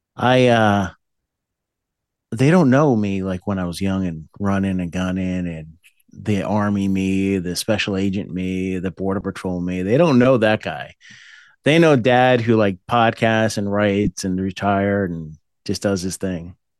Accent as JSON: {"language": "English", "region": "New Jersey", "country": "United States", "tie": "born or raised there", "also_born_or_lived": "Boonton, New Jersey", "said": "I was born there, but I grew up in the Appalachians area, up by the Pocono Mountains in New Jersey"}